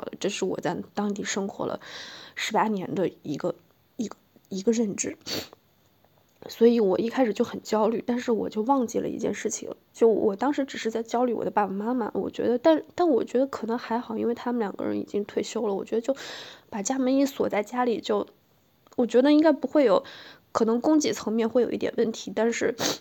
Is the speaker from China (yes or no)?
yes; China; moved away as an adult; now in Beijing, China; 我老家这个，是个小县城，十八县